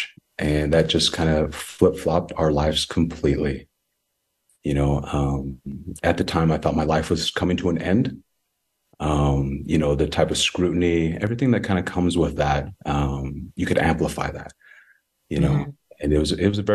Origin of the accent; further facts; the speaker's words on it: Lehi, Utah, United States; also born or lived in Samoa; I was born in Western Samoa, and adopted at a very young age by a beautiful Caucasian family. And I am the youngest of three other siblings. We all come from different nationalities and backgrounds. And our beautiful old family is Caucasian. And I grew up in a little small town called Lehi, Utah